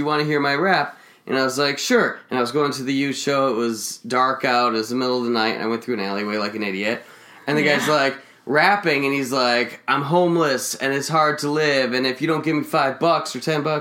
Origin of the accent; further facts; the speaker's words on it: Hillsdale, Michigan, United States; I grew up in Michigan